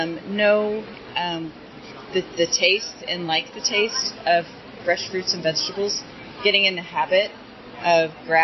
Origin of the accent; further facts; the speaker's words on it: Portland, United States; I'm from Portland